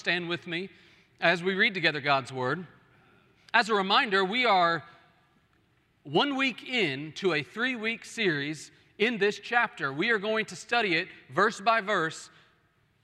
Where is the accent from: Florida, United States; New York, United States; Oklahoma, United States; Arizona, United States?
Oklahoma, United States; moved away; I was from Oklahoma, where we have hills, and those hills are like 3 feet high.